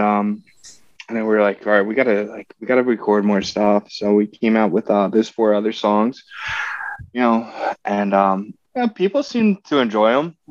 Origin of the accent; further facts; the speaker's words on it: southeastern Pennsylvania, United States; born and raised in Pennsylvania